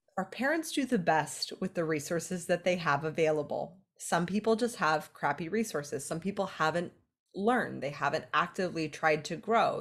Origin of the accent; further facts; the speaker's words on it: California, United States; I'm from California